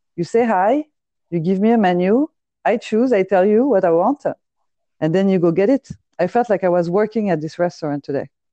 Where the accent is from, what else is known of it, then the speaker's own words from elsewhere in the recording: Paris, Île-de-France, France; moved away as an adult; now in Los Angeles, United States; I grew up and uh, was raised in Paris